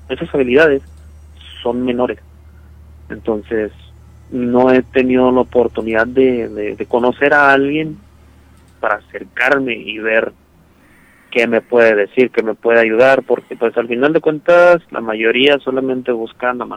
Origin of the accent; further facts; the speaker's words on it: Michoacán, Mexico; now in Chihuahua, Mexico; no soy de aquí de Chihuahua, yo soy de, Michoacán, estaba escuchándolos con el reportaje que hicieron de allá.